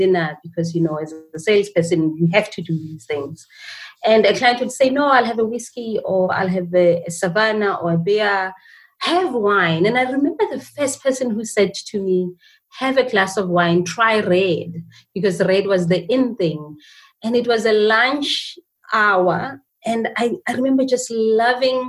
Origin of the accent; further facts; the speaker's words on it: Johannesburg, Gauteng, South Africa; I was born and bred in a township called Alexandra in Johannesburg